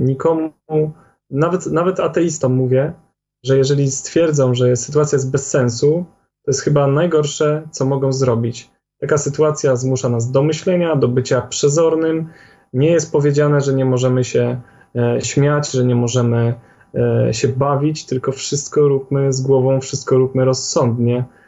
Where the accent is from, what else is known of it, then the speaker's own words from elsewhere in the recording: Poland; Jak większość Polaków, mieliśmy jakieś tam umiłowanie do tradycji